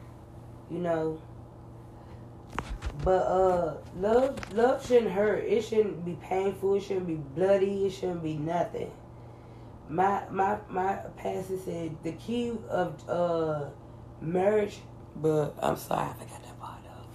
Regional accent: United States; I'm American

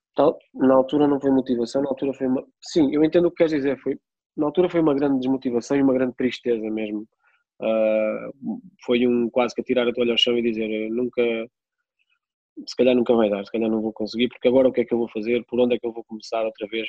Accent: Peniche, Centro, Portugal; also born or lived in Coimbra; sou de Peniche

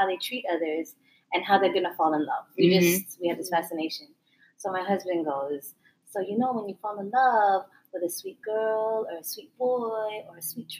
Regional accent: Philippines; So I'm Filipino. It's a different bracket of height.

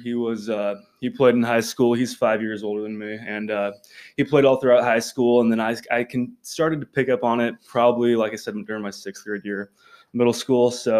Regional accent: Benedict, Nebraska, United States; I'm from Benedict, Nebraska, over by York.

